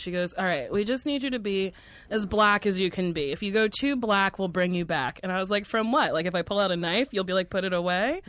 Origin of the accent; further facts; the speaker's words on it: Middletown, New Jersey, United States; moved away; also born or lived in New York; Middletown, New Jersey.